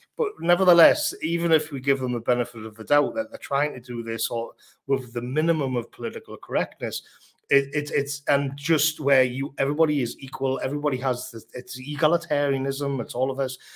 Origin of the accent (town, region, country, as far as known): United Kingdom